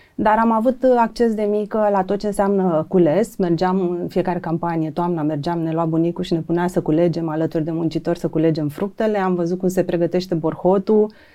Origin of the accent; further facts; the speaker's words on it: Ștefănești, Romania; eu am crescut la bunicii în Ștefănești